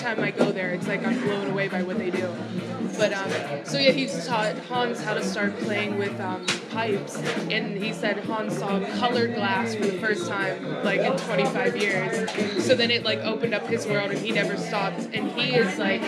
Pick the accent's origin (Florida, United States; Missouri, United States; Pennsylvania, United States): Pennsylvania, United States; Pittsburgh; moved away as an adult; also born or lived in Rome, Italy; now in Amsterdam, Netherlands; I'm from America, I'm from Pittsburgh, and I've lived here for 5 years now